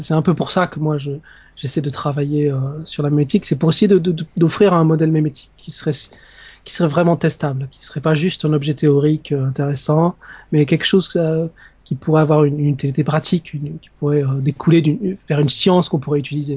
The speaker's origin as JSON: {"language": "French", "town": "Narbonne", "region": "Occitania", "country": "France", "also_born_or_lived": "Strasbourg", "moved": "as an adult", "said": "je suis français, je viens, je viens du sud de la France, de, de Narbonne"}